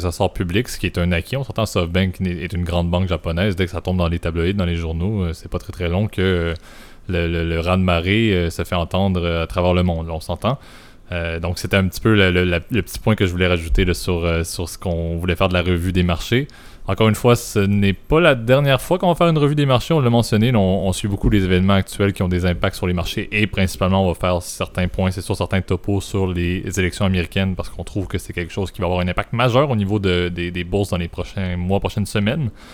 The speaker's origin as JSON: {"language": "French", "country": "Canada", "said": "je suis Canadien"}